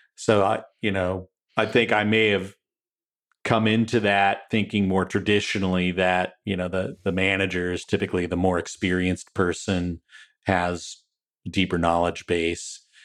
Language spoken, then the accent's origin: English; Wenatchee, Washington, United States; also born or lived in Saint Paul, Minnesota / Texas / California / Seattle area; we made a life in a small town in Washington State, uh, right on the Columbia River